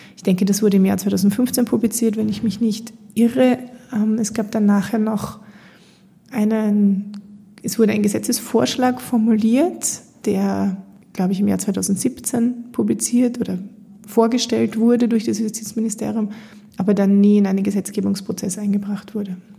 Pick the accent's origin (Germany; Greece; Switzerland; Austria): Austria; bei uns in Österreich